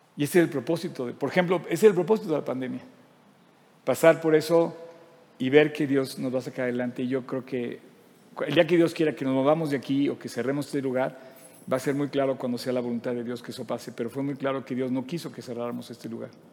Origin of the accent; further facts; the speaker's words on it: Mexico; ¿Por qué somos mexicanos? porque nacimos en México.